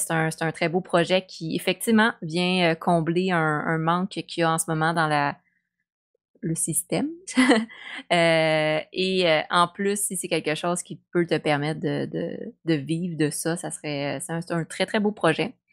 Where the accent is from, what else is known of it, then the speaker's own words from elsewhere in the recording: Quebec, Canada; tu sais, on est québécois